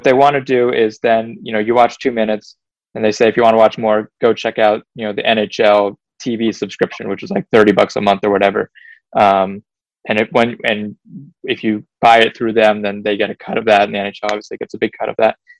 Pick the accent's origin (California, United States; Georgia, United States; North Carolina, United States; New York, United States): North Carolina, United States; I'm from North Carolina, I'm a Carolina Hurricanes fan.